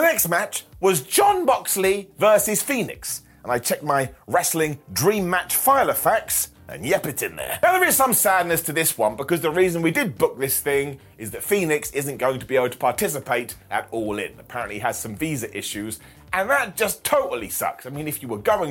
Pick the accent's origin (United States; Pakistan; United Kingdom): United Kingdom; us Brits have crooked teeth